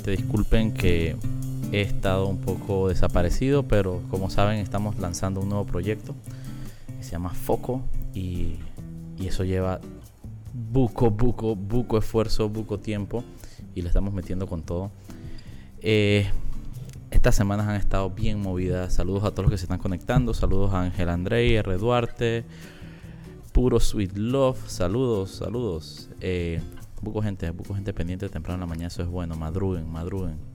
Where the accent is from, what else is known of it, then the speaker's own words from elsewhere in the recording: La Chorrera, Panamá Oeste, Panama; yo que soy de Panamá Oeste, eh, digo, tengo años no vivo en Panamá Oeste, pero yo soy nacido y crecido en Chorrera.